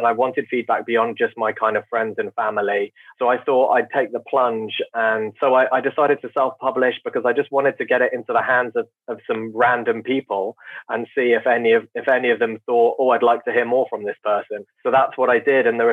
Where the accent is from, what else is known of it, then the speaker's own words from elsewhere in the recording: United Kingdom; I'm very British